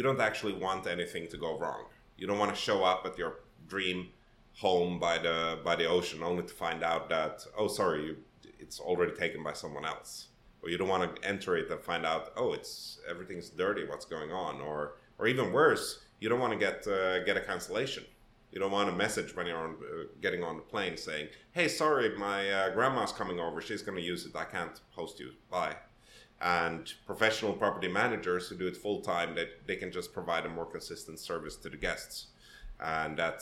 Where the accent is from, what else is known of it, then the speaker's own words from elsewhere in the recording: Helsinki, Uusimaa, Finland; first language Swedish; English is a second language; moved away as an adult; also born or lived in Sweden / Gothenburg, Sweden / Poland / Netherlands; now in Toronto, Canada; I was raised in Finland, in Helsinki